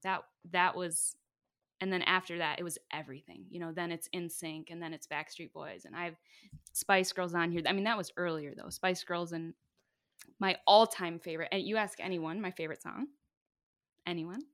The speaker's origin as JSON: {"language": "English", "town": "Bay City", "country": "United States", "tie": "born or raised there", "said": "where I come from in Bay City, you know, band is a family"}